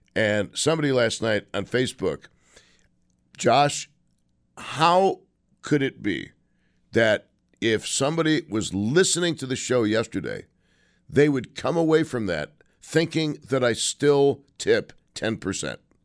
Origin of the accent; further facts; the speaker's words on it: Buffalo, New York, United States; moved away; also born or lived in Saint Petersburg, Florida; born and raised in Buffalo